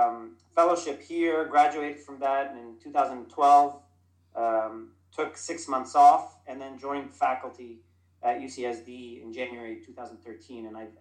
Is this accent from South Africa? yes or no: no; Dubai, United Arab Emirates; So I am Lebanese American. I grew up in Dubai.